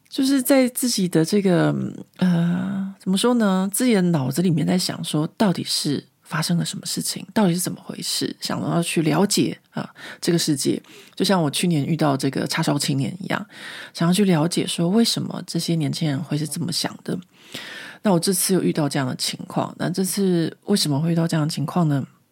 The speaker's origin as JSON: {"language": "Chinese", "region": "Taipei", "country": "Taiwan", "tie": "born or raised there", "moved": "as an adult", "lives_now": "France", "said": "像我这种在台北市大安区长大的小孩，呃，我们这个年纪的"}